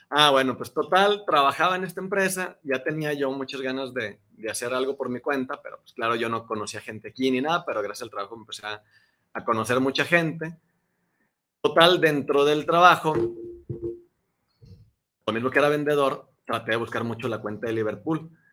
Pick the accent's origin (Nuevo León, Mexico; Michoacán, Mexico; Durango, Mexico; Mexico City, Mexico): Durango, Mexico; moved away as an adult; also born or lived in Torreón, Coahuila; now in Guadalajara, Mexico; yo soy de Durango, ya tengo más de 10 años aquí en Guadalajara.